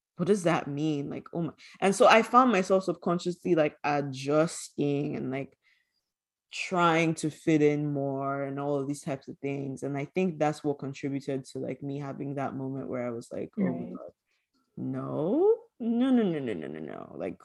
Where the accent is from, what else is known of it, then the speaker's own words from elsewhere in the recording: Nigeria; growing up Nigerian